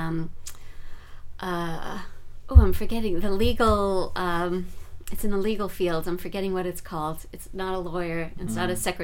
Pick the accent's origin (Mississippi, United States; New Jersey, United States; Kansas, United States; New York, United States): New York, United States; New York City; moved away as an adult; now in Northern California, United States; I was born and raised in New York